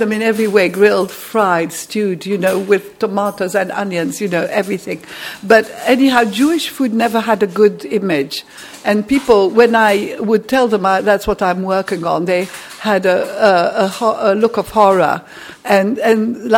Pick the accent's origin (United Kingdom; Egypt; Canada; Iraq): Egypt; moved away; I come from Egypt